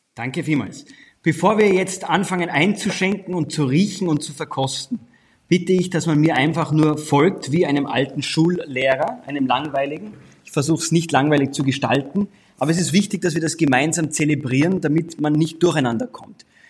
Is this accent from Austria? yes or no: yes; Austria; meinem Heimatland Österreich